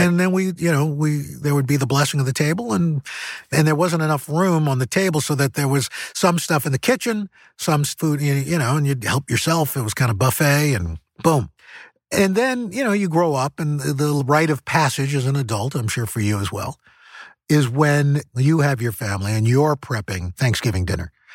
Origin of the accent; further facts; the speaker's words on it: New York City, New York, United States; growing up in New York City